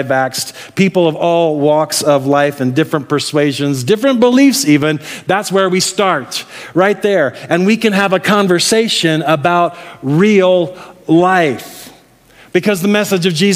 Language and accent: English; Midwest, United States; moved away; I'm from the Midwest. I grew up in the Midwest